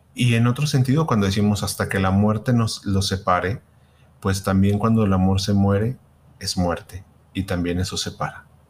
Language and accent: Spanish; Guadalajara, Jalisco, Mexico; somos de Guadalajara